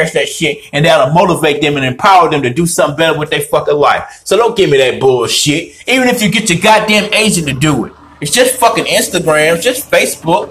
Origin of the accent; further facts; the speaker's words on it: Winston-Salem, North Carolina, United States; moved away as an adult; I'm from Winston-Salem, North Carolina, Forsyth County